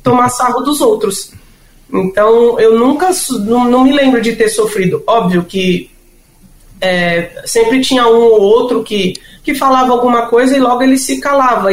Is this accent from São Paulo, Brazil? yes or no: yes; São Paulo, Brazil; eu e meu irmão nascemos em São Paulo